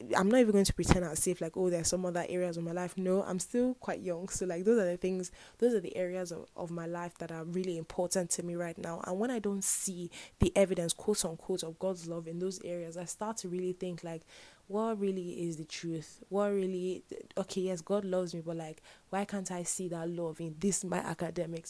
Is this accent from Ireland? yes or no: no; Nigeria; I'm Nigerian